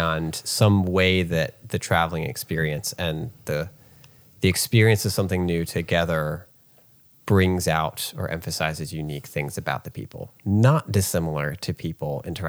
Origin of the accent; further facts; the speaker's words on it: Virginia, United States; we're all from Virginia. Maybe one Mississippian thrown in there.